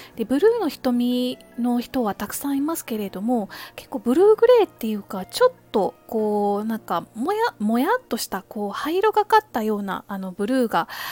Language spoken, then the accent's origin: Japanese; Kansai, Japan; moved away as an adult; also born or lived in United Kingdom; now in Tokyo, Japan; 私は関西の出身なので小さい頃から恵方巻きっていうものはあの身近だったんですけれども大人になってあの東京の方にやってきて